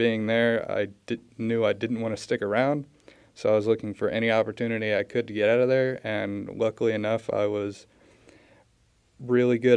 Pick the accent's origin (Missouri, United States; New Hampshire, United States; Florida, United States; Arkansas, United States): Missouri, United States; Warrensburg; also born or lived in Orange, California / Columbia, Missouri; I was mostly raised in Warrensburg. I've been here since I was 5